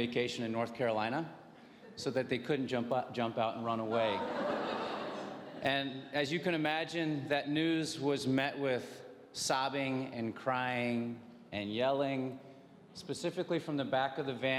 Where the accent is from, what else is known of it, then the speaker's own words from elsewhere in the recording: Venezuela; My parents moved to Venezuela as dorm parents and teachers, so my two younger sisters and I were born and raised in Venezuela, and so grateful to have been raised in a Christ-centered home and environment